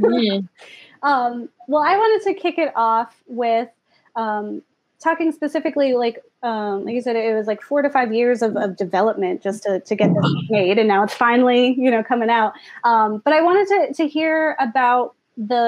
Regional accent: Florida, United States; moved away; I'm originally from Florida

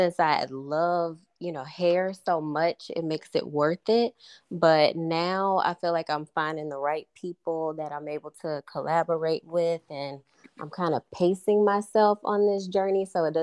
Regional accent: St. Louis, Missouri, United States; now in Jacksonville, United States; Originally, I'm from St. Louis, but now I live in Jacksonville, Florida.

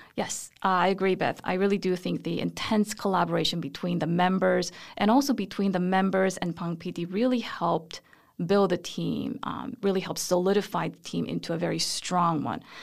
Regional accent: South Korea; moved away as an adult; now in United States; I was born in Korea, and then my family and I moved to the U S when I was two years old, and we came back when I was seven years old.

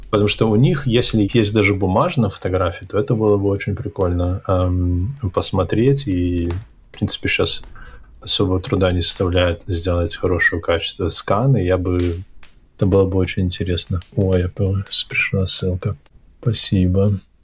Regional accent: Hantsavichy, Brest Region, Belarus; born or raised there; moved away

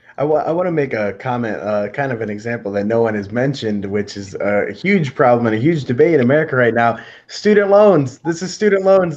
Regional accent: Detroit, Michigan, United States; born and raised on Eight Mile. Uh, lived in Detroit

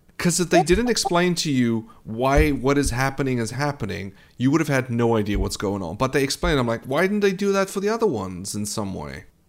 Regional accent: South Africa; I am South African

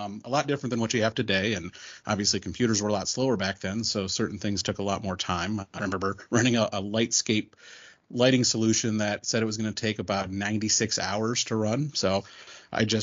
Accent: Northern Ohio, United States; also born or lived in Columbus, Ohio; now in Cincinnati, United States; I'm originally from Northern Ohio, so it's not back to Cincinnati, but I did go to school here

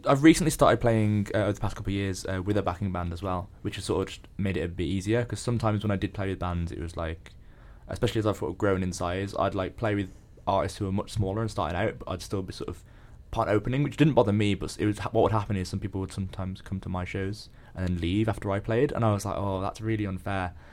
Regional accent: Birmingham, West Midlands, United Kingdom; moved away as an adult; now in Leeds, United Kingdom; I'm from the Midlands.

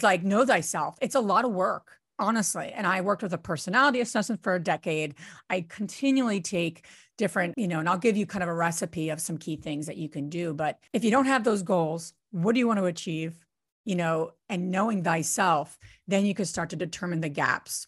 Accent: New Jersey, United States; I'm from Jersey

